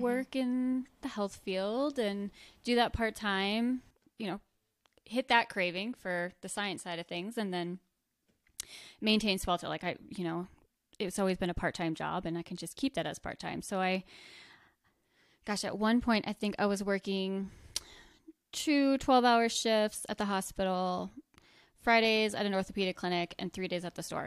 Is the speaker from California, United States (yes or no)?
no; rural New Jersey, United States; now in Bozeman, United States; Grew up, born and raised in New Jersey, rural New Jersey.